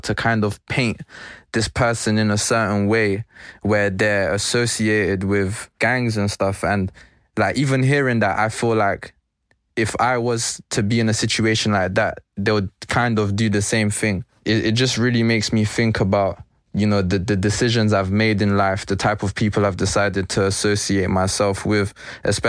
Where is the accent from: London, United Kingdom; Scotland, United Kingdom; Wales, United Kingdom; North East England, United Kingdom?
London, United Kingdom; I was born and raised in Stonebridge